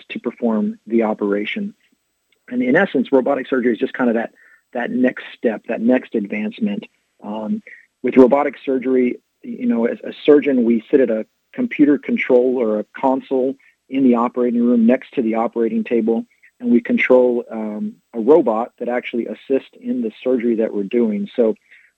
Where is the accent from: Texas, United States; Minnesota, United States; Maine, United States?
Texas, United States; San Angelo; moved away as an adult; also born or lived in Fort Worth, Texas / Dayton, Ohio; now in Norman, United States; I grew up in West Texas, out in San Angelo